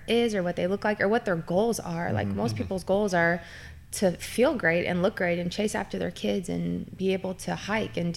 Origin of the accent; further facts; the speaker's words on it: Lexington, Kentucky, United States; moved away as an adult; also born or lived in Dayton, Ohio / Kettering, Ohio; now in Northern Kentucky, United States; I'm originally from Lexington. I was born and raised there, went to University of Kentucky for undergrad.